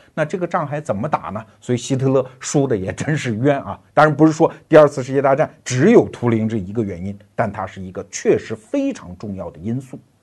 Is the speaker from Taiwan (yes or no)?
no; China; 我们中国人